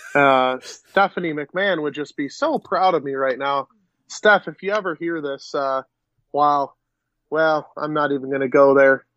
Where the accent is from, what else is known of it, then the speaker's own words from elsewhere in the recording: Western New York, United States; we're from Western New York.